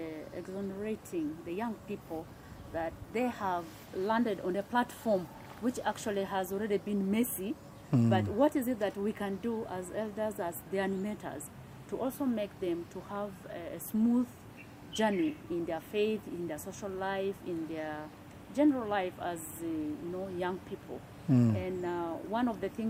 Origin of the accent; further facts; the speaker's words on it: Gulu Ecclesiastical Province, Northern Region, Uganda; I come from the Gulu Ecclesiastical Province, of which Nebbi is one of the dioceses